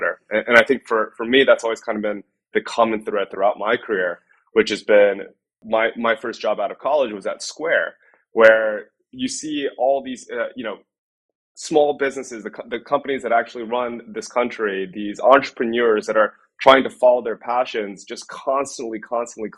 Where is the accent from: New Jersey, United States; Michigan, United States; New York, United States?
New Jersey, United States; Piscataway; I grew up in a small town called Piscataway in New Jersey